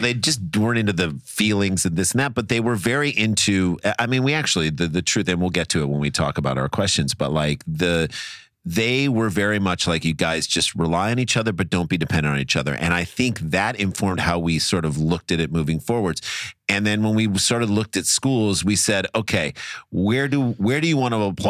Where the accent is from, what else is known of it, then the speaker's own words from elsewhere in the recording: St. Louis, Missouri, United States; moved away; we're from St. Louis.